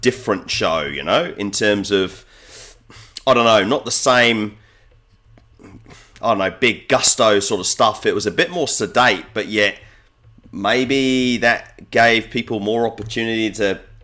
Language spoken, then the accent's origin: English; New Zealand; I'm from New Zealand